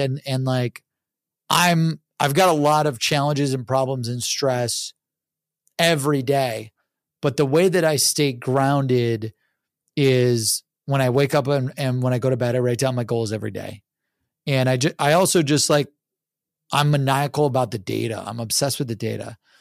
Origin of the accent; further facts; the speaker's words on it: Cleveland, Ohio, United States; I'm from Cleveland, Ohio